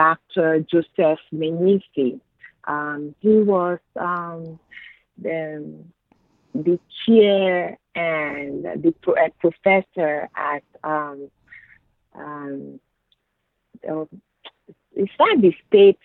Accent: Benin; English is a second language; moved away as an adult; also born or lived in Ghana; now in United States; I'm from Benin, Republic of Benin, West Africa.

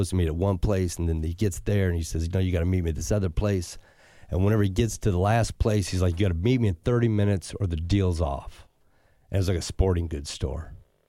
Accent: Puerto Rico; I've got people. I'm from Puerto Rico. You're a gringo. I can go down there.

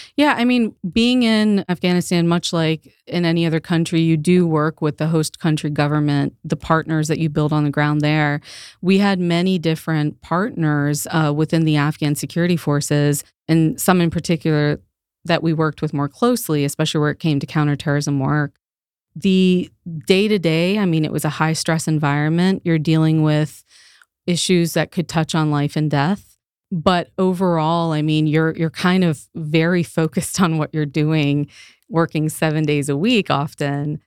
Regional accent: Northern Virginia, United States; born and raised in Northern Virginia. Northern Virginia is home for me.

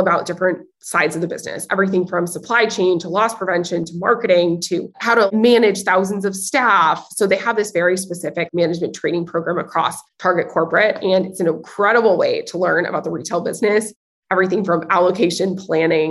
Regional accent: Nashville, Tennessee, United States; I'm originally from Nashville, Tennessee, which is very much a hot commodity these days. But growing up in Nashville

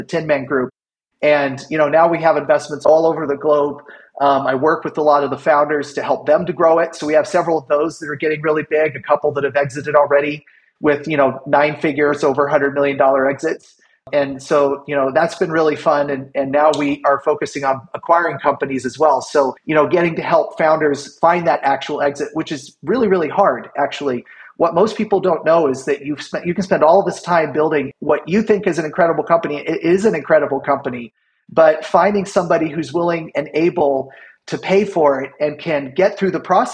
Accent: Kansas, United States; moved away as an adult; I started my first company when I was 17, growing up in Kansas.

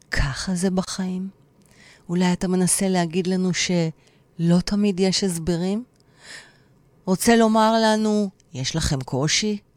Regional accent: Tel Aviv, Tel Aviv District, Israel; אני גם אהיה כמו הנחמנית, כי אני דוסית בנשמה שלי. אבל אני הכי תל אביבית וחילונית.

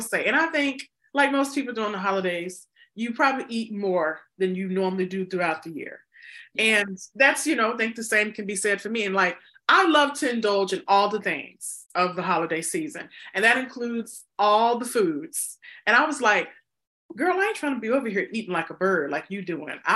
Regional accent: the South, United States; I'm from the South

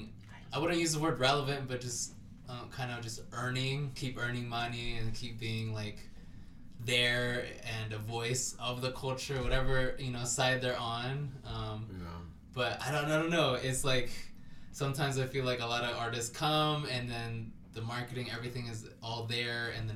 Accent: Salt Lake City, Utah, United States; we're from Salt Lake.

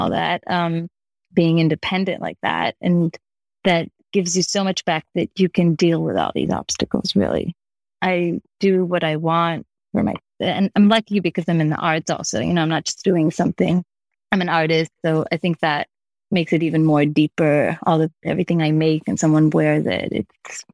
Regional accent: Israel; moved away as an adult; now in New York, United States; I'm originally from Israel and I started my business in Israel

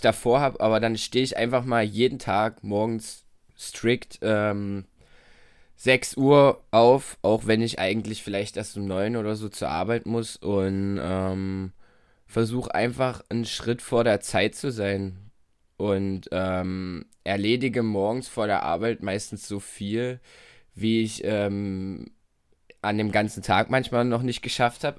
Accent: Torgau, Saxony, Germany; born or raised there; also born or lived in Bitburg

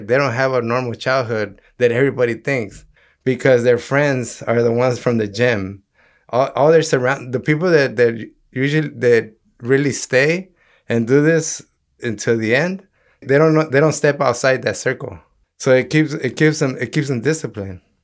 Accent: Los Angeles, California, United States; growing up in South Central

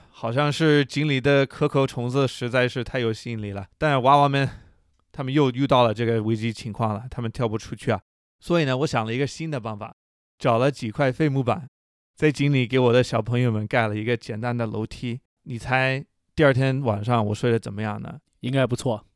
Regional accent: United States; Chinese is a second language; moved away as an adult; also born or lived in China; 我是一个在中国生活了十年的美国大哥

